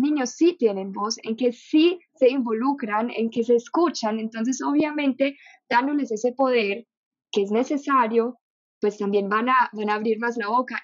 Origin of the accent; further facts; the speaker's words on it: Germany; Spanish is a second language; moved away as an adult; now in Colombia; nací en Alemania, viví toda mi vida en Alemania